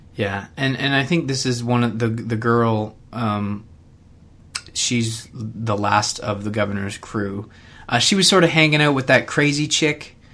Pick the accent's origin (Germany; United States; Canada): Canada; I'm Canadian